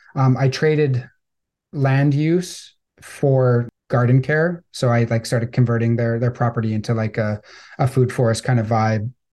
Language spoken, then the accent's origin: English; Victoria, British Columbia, Canada; I grew up on Vancouver Island in Victoria, British Columbia